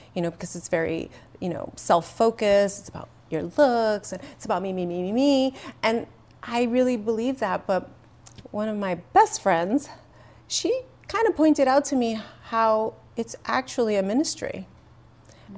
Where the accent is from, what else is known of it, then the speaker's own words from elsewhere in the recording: New York City, New York, United States; first language English; I really was growing up in the Bronx